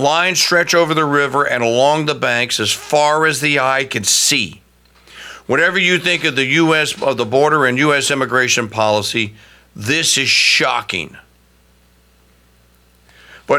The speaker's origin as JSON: {"language": "English", "region": "Louisiana", "country": "United States", "said": "The state of Louisiana, which I live, my home state"}